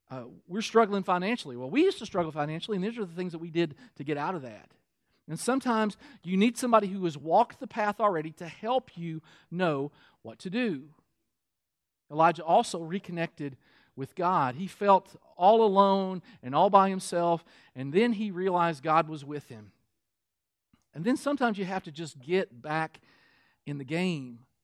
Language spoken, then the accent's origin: English; Kentucky, United States; I'm from Kentucky